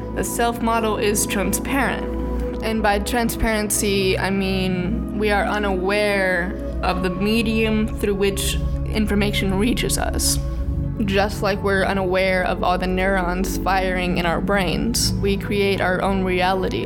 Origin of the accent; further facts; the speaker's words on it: Birmingham, Alabama, United States; I grew up in Birmingham, which is not like the rest of Alabama.